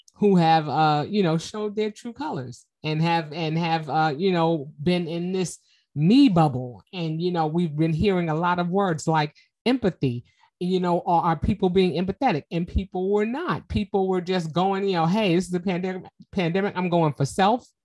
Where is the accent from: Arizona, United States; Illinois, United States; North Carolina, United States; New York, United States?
New York, United States; New York City; I'm from Harlem